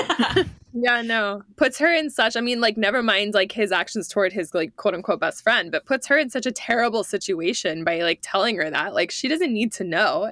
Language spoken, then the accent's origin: English; United States